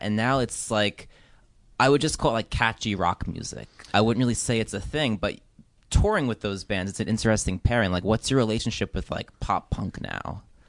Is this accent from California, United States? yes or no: no; New Jersey, United States; I grew up in Jersey when it's, like, not a, like a, just a very ordinary public school.